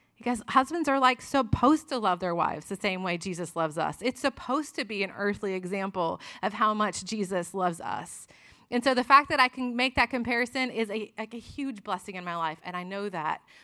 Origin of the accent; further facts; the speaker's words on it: Florida, United States; moved away as an adult; also born or lived in Tennessee; we were in college in Tennessee, but I'm from Florida